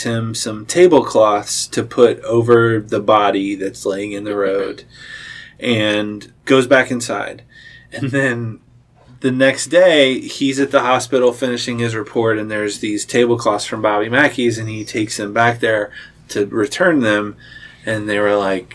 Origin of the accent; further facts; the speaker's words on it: Cincinnati, Ohio, United States; I'm from the Cincinnati side, and I hadn't been on the Northern Kentucky side for very long